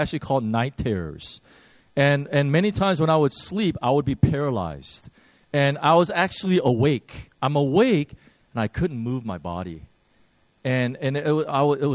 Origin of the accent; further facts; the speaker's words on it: Chicago, Illinois, United States; I grew up in Chicago